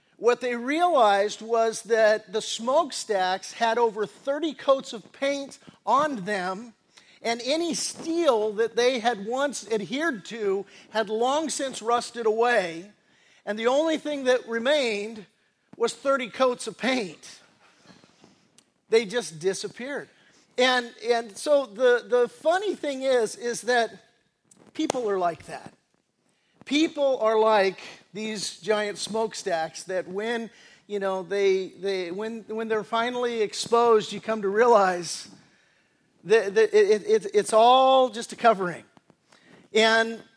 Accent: Redondo Beach, California, United States; also born or lived in Torrance; We lived in the South Bay. We grew up in Redondo Beach and Torrance area

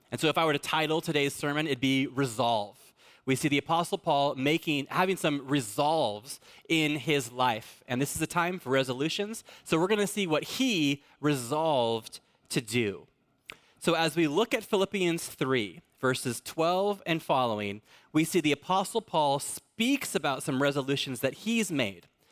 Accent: Fallbrook, California, United States; I'm in, I'm from Fallbrook

